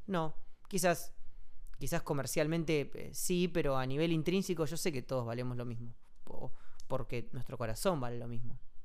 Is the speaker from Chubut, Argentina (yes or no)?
yes; Comodoro Rivadavia, Chubut, Argentina; moved away; Comodoro, que es mi ciudad natal